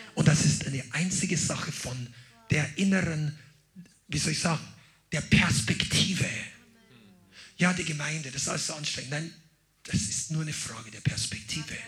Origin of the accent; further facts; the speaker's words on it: Amberg, Bavaria, Germany; meiner Geburtsstadt Amberg